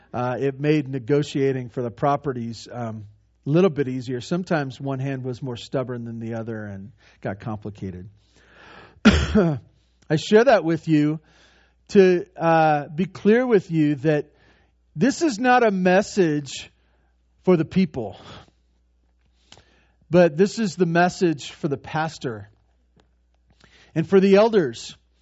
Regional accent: Santa Barbara, California, United States; When I was growing up, I had one sister and mom and dad, and we grew up in over in Santa Barbara.

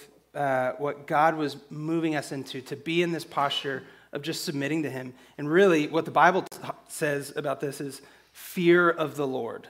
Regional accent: San Angelo, Texas, United States; also born or lived in Abilene; We're both from San Angelo

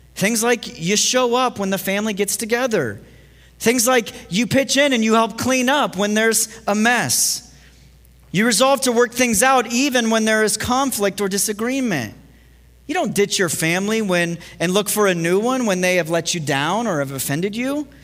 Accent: Ohio, United States; moved away; growing up in Ohio

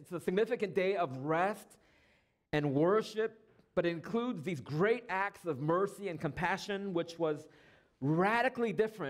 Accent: Southern California, United States; moved away; But I'm from Southern California, and a lot of times I'll say, like, I went up to Southern California. Right, or I went up to my hometown, or I went up to Orange County.

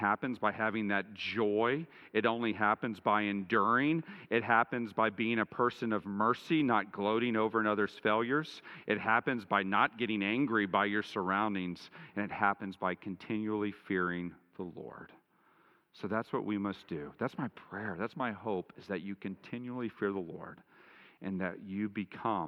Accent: Dallas, Texas, United States; I grew up in Dallas in the shadow of W.A. Criswell

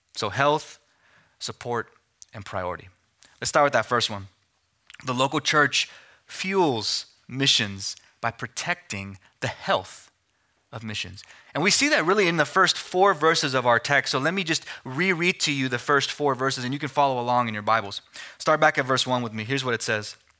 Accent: Amarillo, Texas, United States; moved away as an adult; also born or lived in Philadelphia; I was born and raised in Amarillo, but went to Philadelphia for seminary

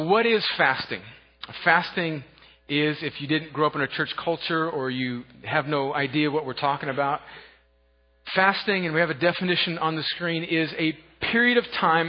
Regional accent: United States; I grew up on the Mexican border

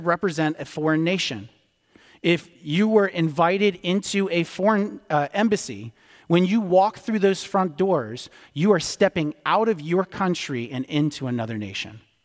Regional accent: D.C., District of Columbia, United States; I grew up outside of Washington, D C

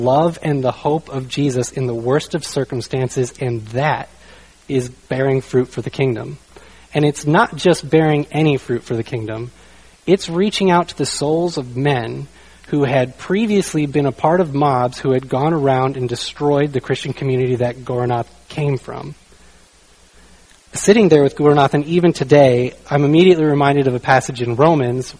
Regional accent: United States; I'm from the United States

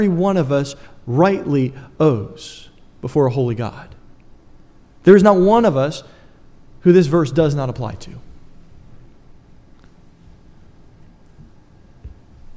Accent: United States; I'm an American.

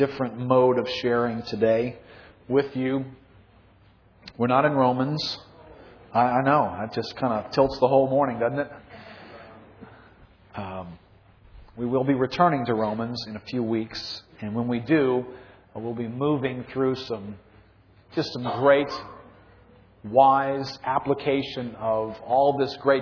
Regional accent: New Orleans, Louisiana, United States; I grew up in New Orleans, was raised here, lived my whole life here

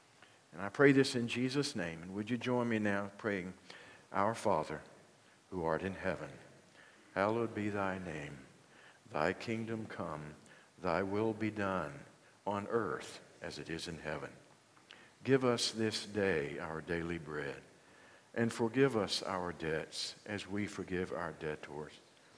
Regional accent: Union, United States; As they say in my hometown of Union, how y'all?

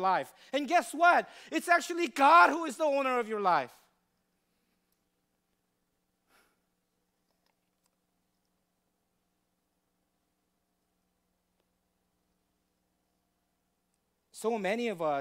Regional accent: United States; as American people

